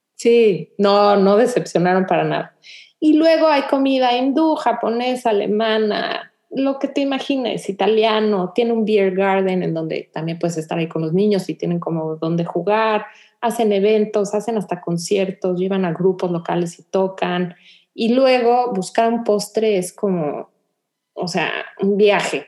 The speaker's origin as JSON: {"language": "Spanish", "country": "Mexico", "moved": "yes", "lives_now": "Houston, United States", "said": "nosotros que vivíamos en México"}